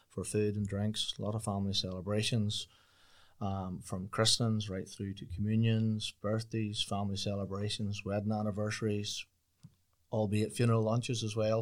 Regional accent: Swatragh, Northern Ireland, United Kingdom; born and bred in the village, and, uh, just, uh, lived just on site at the pub there

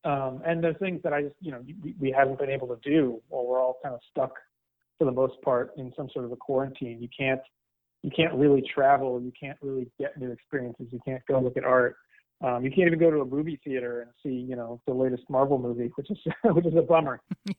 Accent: Northeast, United States; And I grew up in the Northeast, we have Dunkin' Donuts.

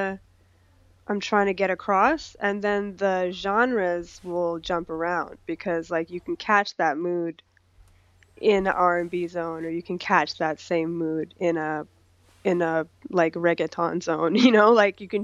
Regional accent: New York, United States; moved away as an adult; also born or lived in Guyana / Montreal, Canada; now in Toronto, Canada; I grew up in New York. I wasn't born there. I was born in a country called Guyana in South America

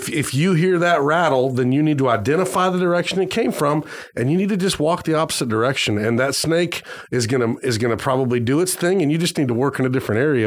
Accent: Arizona, United States; moved away; I grew up in Arizona for a while

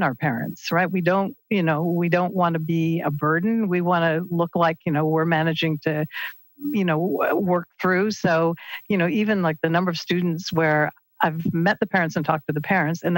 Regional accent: Peterborough, Ontario, Canada; the house that I grew up in Peterborough

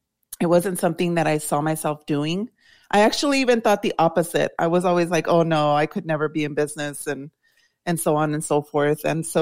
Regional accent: El Paso, Texas, United States; born or raised there

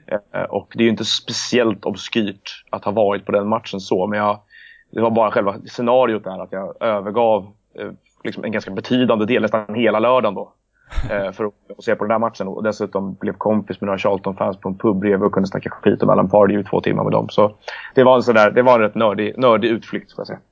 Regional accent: Stockholm, Stockholm County, Sweden; also born or lived in Lund / Leeds / London; Jag är ju faktiskt född på Södermalm en gång i tiden också, även om jag växte upp på Gärdet.

